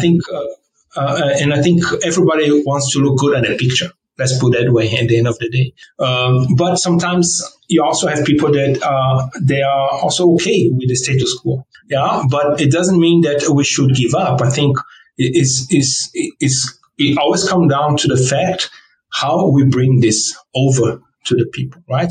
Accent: Brazil; first language Portuguese; English is a second language; moved away; also born or lived in South Korea / Jakarta, Indonesia / Germany; I was born in Brazil, right? So um, we always at home we always spoke in Portuguese um, in Brazil

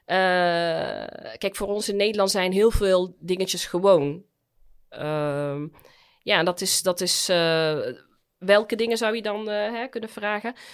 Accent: United Arab Emirates; now in Netherlands; Want ja, ik kom uit de Emiraten, waar je als vrouw op handen gedragen wordt.

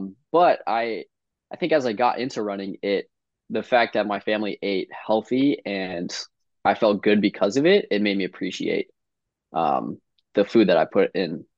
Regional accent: Evergreen, Colorado, United States; also born or lived in Highlands Ranch, Colorado; now in Stanford, United States; I grew up in Evergreen

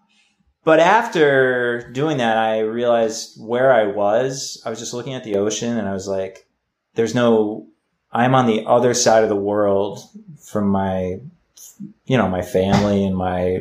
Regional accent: New England, United States; moved away as an adult; also born or lived in Chicago; I grew up kind of all over New England

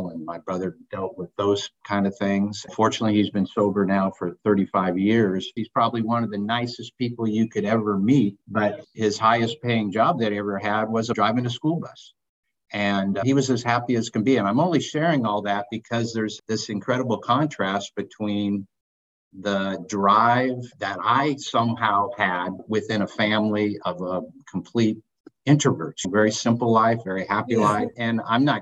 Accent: Seattle, Washington, United States; grew up on the West Coast in Seattle

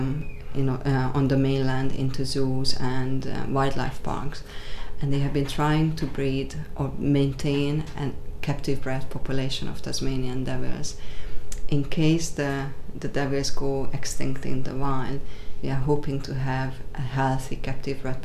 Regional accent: Hungary; now in Australia; I'm not Australian as birth. I was born in Hungary, but I became an Australian

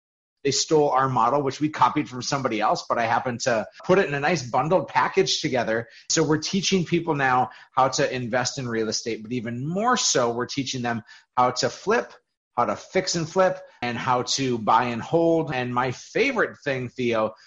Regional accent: Fargo, North Dakota, United States; I grew up in Fargo, North Dakota, always lived here.

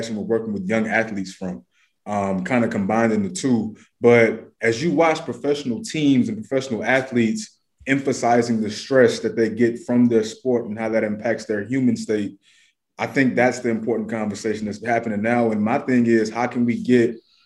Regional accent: Atlanta, Georgia, United States; my neighborhood where I grew up in Atlanta

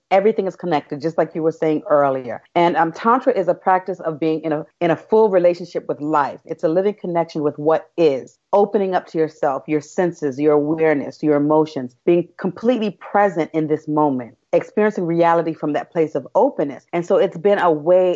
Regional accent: New York City, New York, United States; moved away as an adult; also born or lived in Brazil; I grew up in Brooklyn

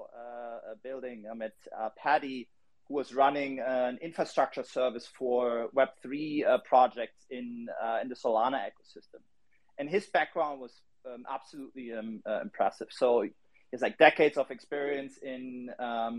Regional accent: Berlin, Germany; I'm from Berlin

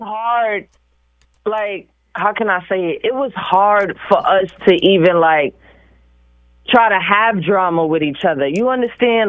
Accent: New York City, New York, United States; I'm from New York City. I'm from the Bronx.

